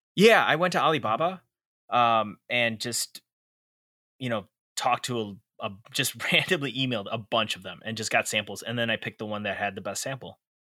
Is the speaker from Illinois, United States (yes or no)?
yes; Chicago, Illinois, United States; I was born and raised in Chicago, Illinois